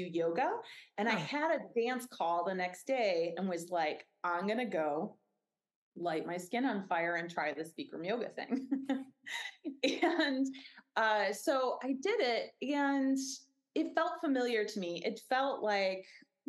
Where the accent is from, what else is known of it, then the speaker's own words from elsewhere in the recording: Northwestern suburbs, Illinois, United States; also born or lived in Mississippi River, Illinois side; Both of us grew up in the Northwestern suburbs